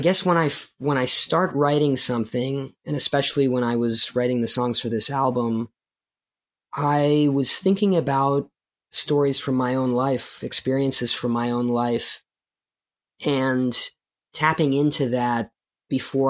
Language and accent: English; Baltimore, Maryland, United States; also born or lived in Soviet Union; escaping the Soviet Union, growing up in Baltimore City, and going through the challenges of being an immigrant in the United States